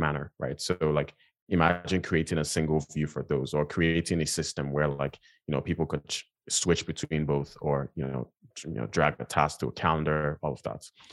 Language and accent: English; Nigeria; now in United States; I grew up in, in Nigeria, um, I'm from Nigeria. I was born and raised there